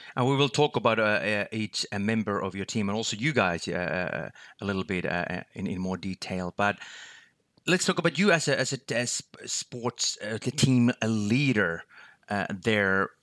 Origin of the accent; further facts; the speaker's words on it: Finland; my home country, Finland, where I'm located